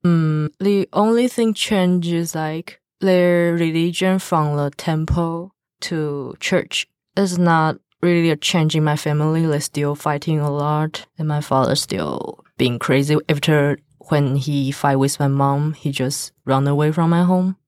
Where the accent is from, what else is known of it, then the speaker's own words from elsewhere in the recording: Taiwan; English is a second language; I follow my parents as Taiwan traditional religion